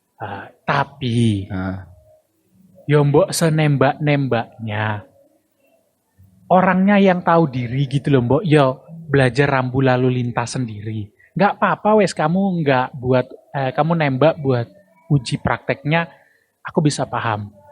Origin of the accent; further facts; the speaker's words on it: Semarang, Central Java, Indonesia; kota gua